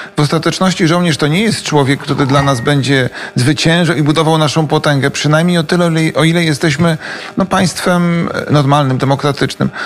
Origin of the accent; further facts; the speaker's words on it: Poland; now in Kyiv, Ukraine; nas Polaków